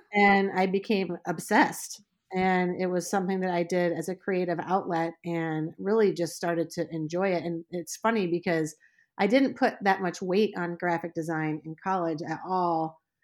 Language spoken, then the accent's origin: English; Indianapolis, Indiana, United States; now in Leland, Michigan, United States; I was born in Indianapolis, Indiana